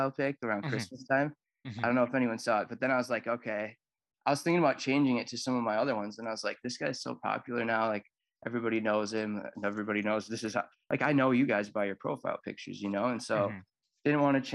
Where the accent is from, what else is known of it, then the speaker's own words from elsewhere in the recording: Woodbury, Minnesota, United States; I'm from Woodbury, Minnesota